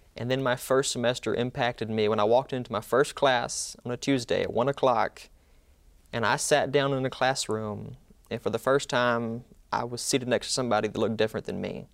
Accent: Mantachie, Mississippi, United States; I'm from Manatee, Mississippi

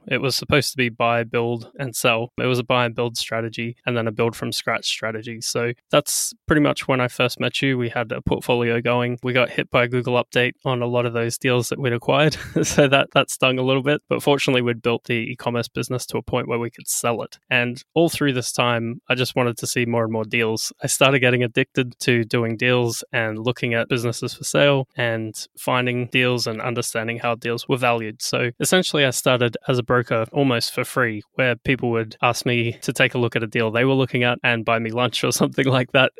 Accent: Australia; also born or lived in Brisbane, Australia; So I'm Australian as well

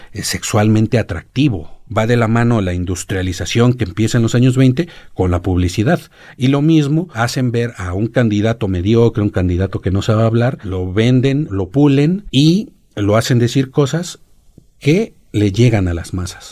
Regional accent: Mexico

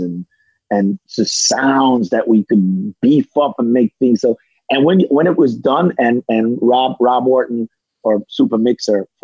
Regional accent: Jamaica

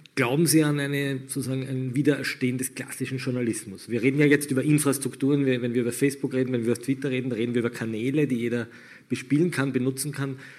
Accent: Austria; bei uns in Österreich

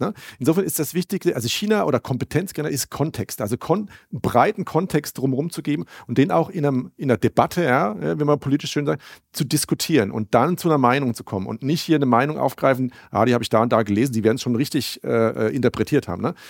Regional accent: Germany; wir als Deutsche

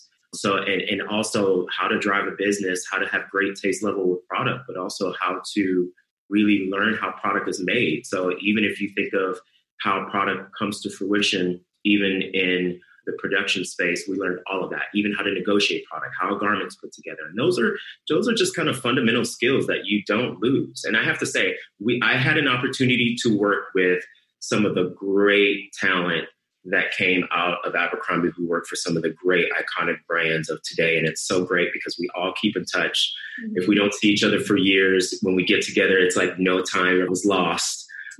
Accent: Ohio, United States; accent: Southern; you grew up in a Southern household. Even though I grew up in Ohio, we had all the Southern iconic things that you do.

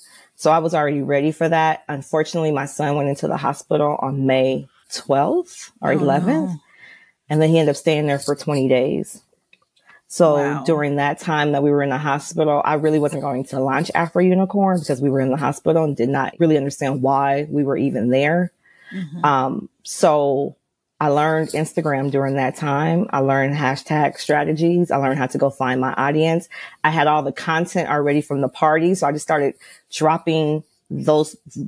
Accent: Los Angeles, California, United States; I'm from Los Angeles

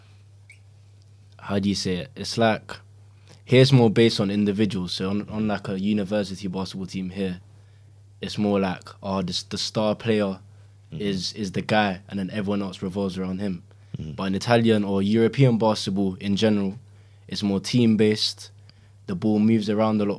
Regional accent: London, United Kingdom; I'm a basketballer. I'm 20 years old and I'm from South London as well

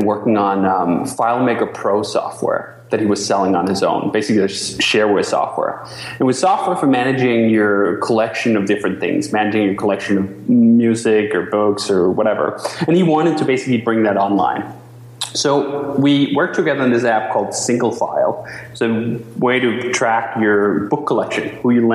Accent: Denmark; moved away as an adult; now in United States; I'm from Denmark originally. I moved to the U.S. in 2005

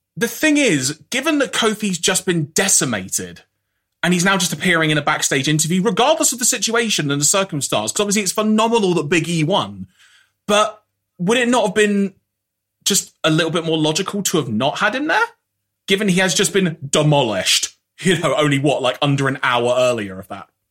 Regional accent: United Kingdom; speaking as a Brit here

